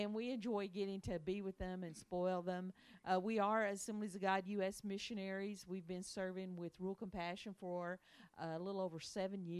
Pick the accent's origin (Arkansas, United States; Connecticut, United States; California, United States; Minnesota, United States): Arkansas, United States; now in Springfield, Missouri, United States; we are originally from Arkansas, the state of Arkansas, or Arkansas